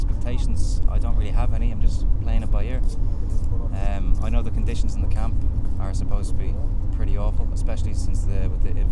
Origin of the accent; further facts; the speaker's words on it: Dublin, Leinster, Ireland; now in Vienna, Austria; I'm from Dublin in Ireland, and I live in Vienna in Austria.